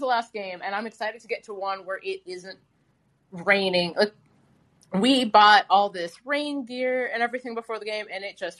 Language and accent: English; Cincinnati, Ohio, United States; moved away as an adult; also born or lived in Michigan; I'm from Cincinnati